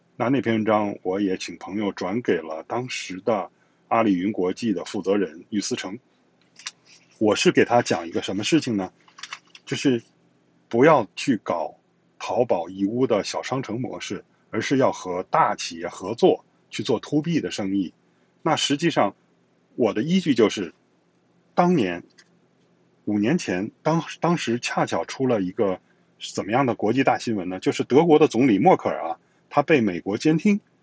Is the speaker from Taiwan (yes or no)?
no; China; moved away as an adult; also born or lived in Europe; 我现在生活在跟我出生的地方直线距离不到五百米的，就是这个地方